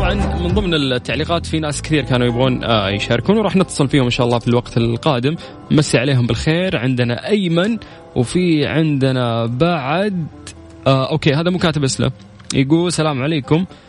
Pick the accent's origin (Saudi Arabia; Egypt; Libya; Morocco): Saudi Arabia; عندنا في السعوديه